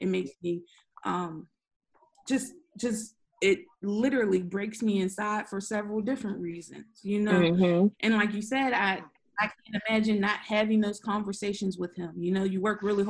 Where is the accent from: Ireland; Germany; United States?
United States; Pittsburgh, Pennsylvania; I grew up in Homewood and East Hill.